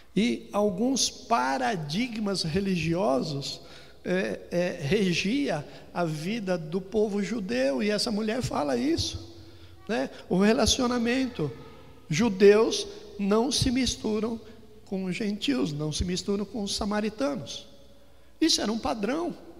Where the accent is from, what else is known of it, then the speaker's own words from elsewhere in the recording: São Paulo, Brazil; also born or lived in Ribeirão Preto / Campinas; cresci toda a minha infância aqui na Zona Norte